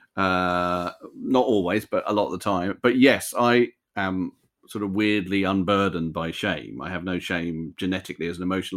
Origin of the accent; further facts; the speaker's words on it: United Kingdom; I think of myself totally as a British Jew, um, British American Jew